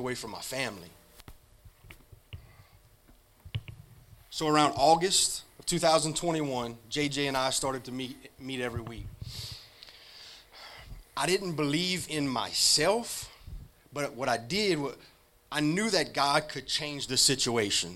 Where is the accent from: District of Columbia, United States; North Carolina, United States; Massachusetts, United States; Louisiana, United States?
Louisiana, United States; Rayne; I'm from Rain, Louisiana. My childhood was not safe